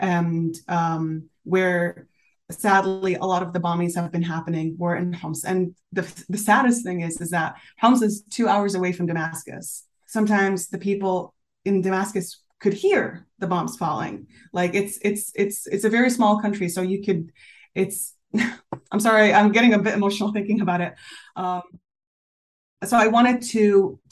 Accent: Canada; also born or lived in Syria; now in Switzerland; I am Syrian, but I was born in Canada. Both of my parents are Syrian, but they've been immigrants since the 80s.

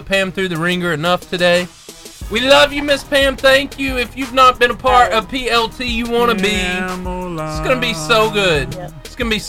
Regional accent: Arab, Alabama, United States; I am from Arab. Yeah. I'm a graduate of Arab

